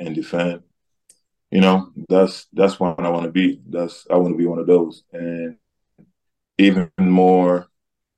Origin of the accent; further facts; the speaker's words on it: Senegal; moved away; also born or lived in Washington State; I'm coming from Wazoo in Senegal.